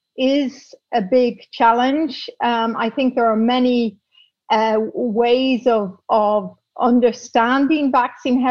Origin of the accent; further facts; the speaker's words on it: Dublin, Leinster, Ireland; moved away as an adult; also born or lived in Belgium / Prague / London; now in Amsterdam, Netherlands; I was brought up in Dublin in the 1960s